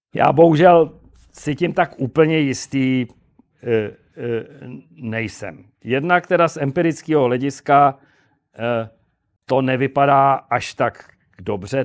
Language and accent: Czech; Prague, Czechia; já jsem Pražák starý